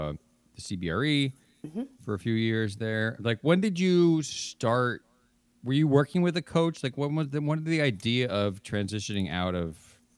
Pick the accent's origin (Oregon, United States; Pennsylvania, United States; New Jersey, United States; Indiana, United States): New Jersey, United States; moved away as an adult; also born or lived in New York; now in San Francisco, United States; I grew up in New Jersey and then in New York and moved out here 2011.